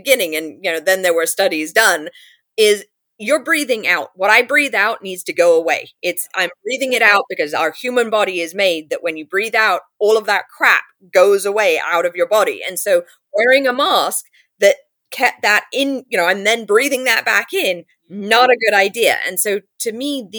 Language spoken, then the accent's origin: English; London, United Kingdom; also born or lived in New York; now in California, United States; I grew up in London